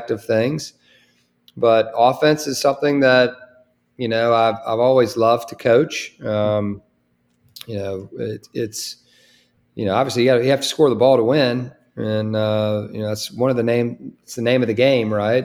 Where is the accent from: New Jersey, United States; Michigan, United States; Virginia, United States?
Virginia, United States; also born or lived in Charlottesville, Virginia / Winston-Salem, North Carolina; coming back here in a place where I grew up, you know, right here in, you know, the state of Virginia